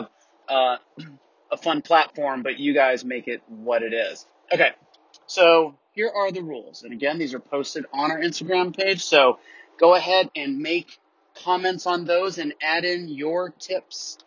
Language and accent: English; Tampa, Florida, United States; now in Atlanta, United States; I'm down in Tampa, Florida, which is originally my hometown